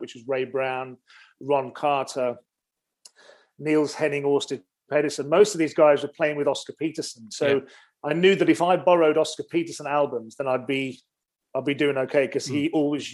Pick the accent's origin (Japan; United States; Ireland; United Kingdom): United Kingdom; Wolverhampton, West Midlands; I used to go to my local library in my hometown of Wolverhampton.